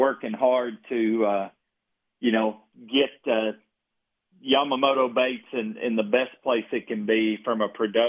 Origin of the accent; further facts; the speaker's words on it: United States; where I grew up on Kentucky Lake on the Tennessee River